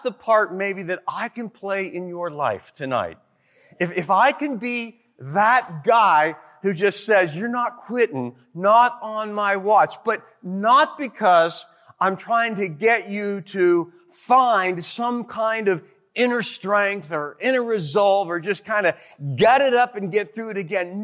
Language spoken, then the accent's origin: English; Detroit, Michigan, United States; I was from Detroit